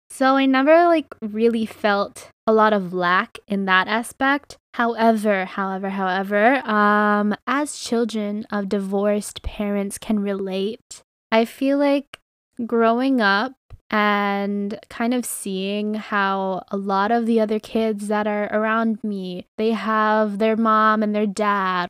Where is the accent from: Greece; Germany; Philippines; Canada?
Philippines; I'm fucking Filipino